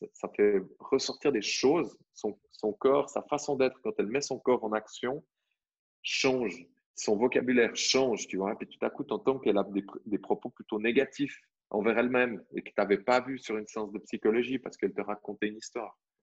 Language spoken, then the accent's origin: French; Vaud, Switzerland; je suis né en Suisse